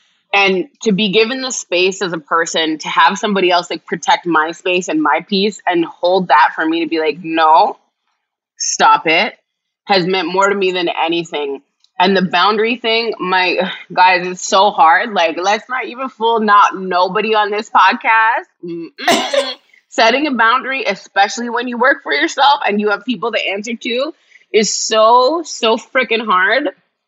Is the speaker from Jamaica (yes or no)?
yes; Jamaica; And honestly, I'm Jamaican. My dad's Jamaican.